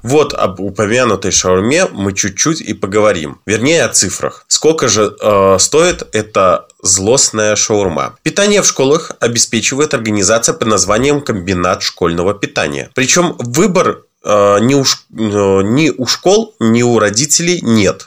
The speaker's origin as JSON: {"language": "Russian", "country": "Belarus", "said": "в нашей стране"}